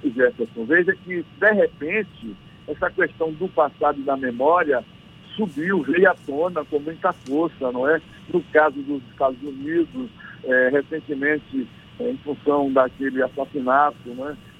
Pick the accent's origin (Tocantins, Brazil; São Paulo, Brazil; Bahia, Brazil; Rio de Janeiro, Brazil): Bahia, Brazil; Recôncavo; now in Vitória da Conquista, Brazil; eu sou aqui de Vitória da Conquista, mas eu sou filho aí do Recôncavo